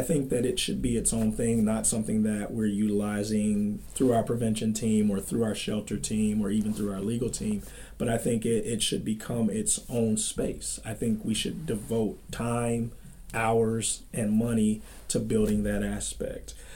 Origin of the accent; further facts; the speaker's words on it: Dayton, Ohio, United States; moved away as an adult; I come to you from Dayton, Ohio